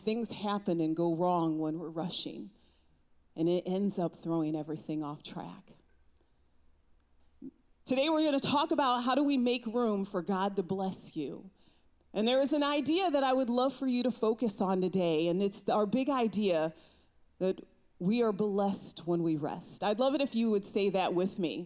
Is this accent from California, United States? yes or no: no; Ohio, United States; I am from Ohio